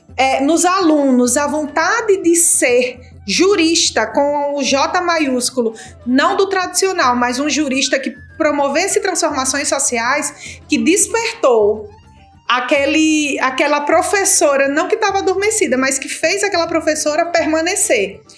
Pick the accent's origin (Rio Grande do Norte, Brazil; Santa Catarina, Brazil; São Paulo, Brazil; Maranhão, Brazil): Rio Grande do Norte, Brazil; Mossoró; also born or lived in Natal; nascida e criada aqui em Mossoró, no Rio Grande do Norte, interior do Nordeste, Brasil